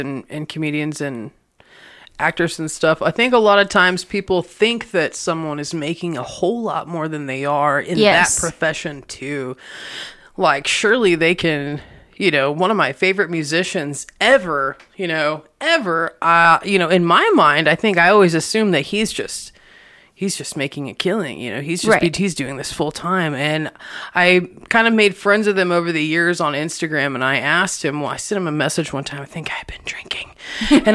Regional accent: Indiana, United States; also born or lived in Memphis, Tennessee; now in Lubbock, United States; I'm from Indiana, so I'm not from here either

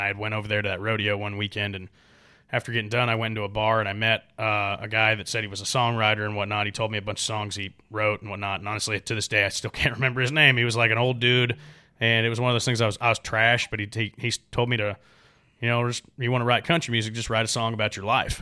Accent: Gaston, Oregon, United States; moved away as an adult; now in Nashville, United States; I'm from the Pacific Northwest, Oregon, uh, Gaston, Oregon to be exact. is where my family lives

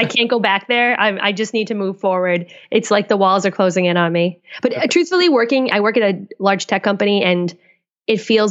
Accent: Boston, Massachusetts, United States; moved away as an adult; also born or lived in Colorado / California; now in Seattle, United States

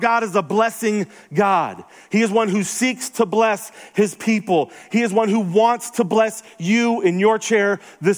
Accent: the South, United States; moved away; also born or lived in Denver; I'm from the South

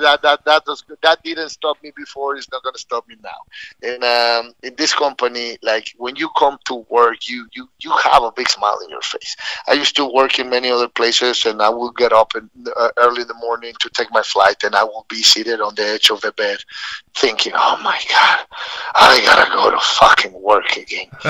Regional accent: Mexico City, Mexico; moved away as an adult; also born or lived in San Luis Potosí, Mexico / Laguna Niguel, California; now in United States; I was born in San Luis Potosí, Mexico, but we, my family, moved to Mexico City when I was seven years old

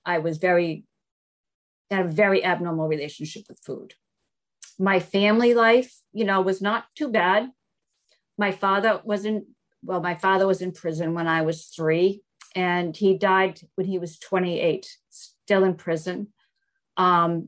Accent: Newton, Massachusetts, United States; I was raised in Newton, Massachusetts

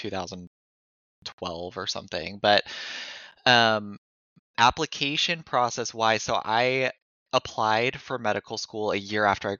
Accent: Mariposa, California, United States; I grew up in Mariposa, so I went to high school and stuff with Kelly

